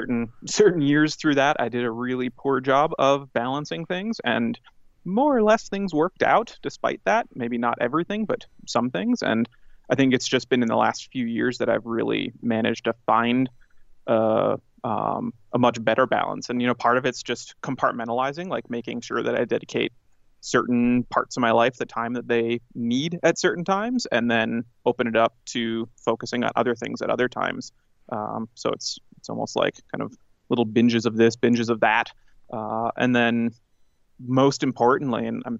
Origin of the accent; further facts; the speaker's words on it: Minneapolis, Minnesota, United States; I grew up in Minnesota, in the suburbs of Minneapolis